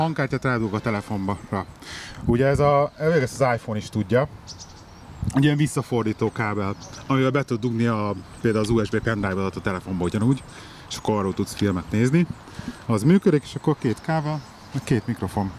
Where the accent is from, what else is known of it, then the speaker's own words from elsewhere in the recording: Budapest, Hungary; now in Birmingham, United Kingdom; otthon Pesten